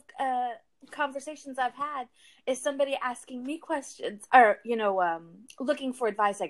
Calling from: Texas, United States; I'm in Texas.

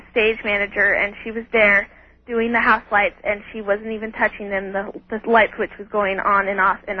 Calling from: Redding, California, United States; I'm from Redding, California.

